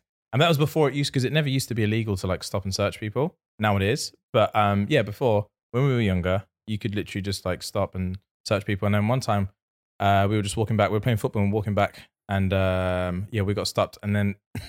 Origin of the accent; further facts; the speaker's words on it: Northampton, East Midlands, United Kingdom; growing up in Northampton